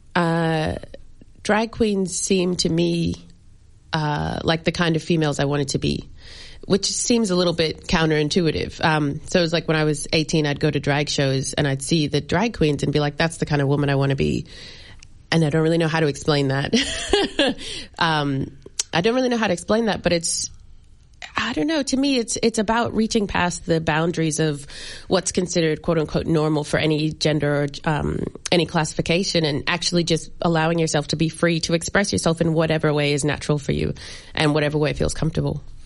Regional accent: United States; moved away; My parents are from Barbados, and I grew up in America.

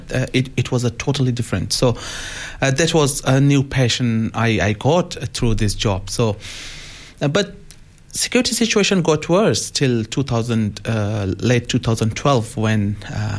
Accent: Pakistan; English is a second language; moved away as an adult; also born or lived in Afghanistan / Indonesia; I grew up in Pakistan, where I got my basic education

